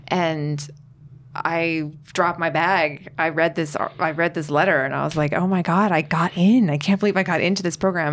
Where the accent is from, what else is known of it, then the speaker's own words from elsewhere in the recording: United States; I'm American